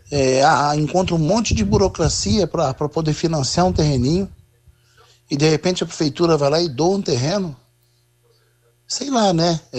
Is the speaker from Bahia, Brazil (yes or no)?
no; Londrina, Paraná, Brazil; olha, eu sou nascido em Londrina, me criado em Londrina.